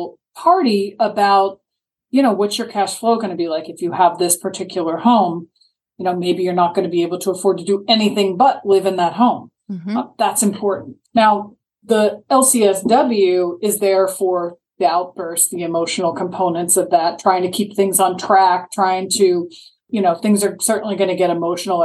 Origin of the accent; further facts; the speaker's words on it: Maryland, United States; now in Sarasota, United States; I grew up in Maryland.